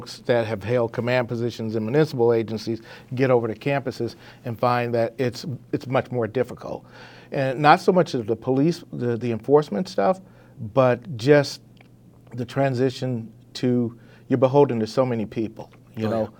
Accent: Los Angeles, California, United States; I grew up in South

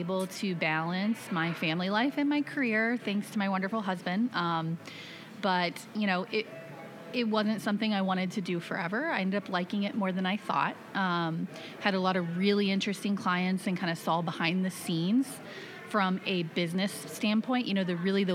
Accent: Plant City, Florida, United States; I grew up in Florida, in Plant City, very humble beginnings

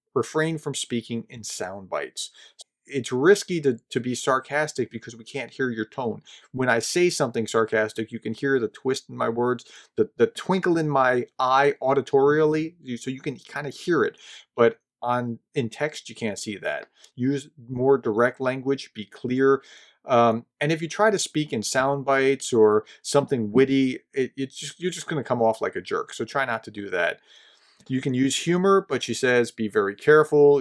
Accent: New Jersey, United States; I grew up just in New Jersey

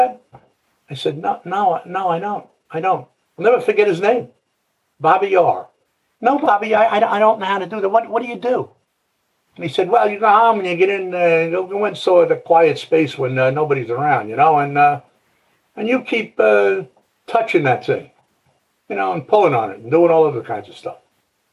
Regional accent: New York City, New York, United States; I came from Brooklyn, New York.

